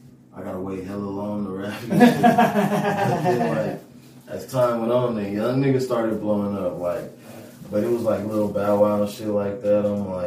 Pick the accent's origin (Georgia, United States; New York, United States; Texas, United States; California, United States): California, United States; Los Angeles; moved away; also born or lived in Oklahoma; I'm from Pacoima, California.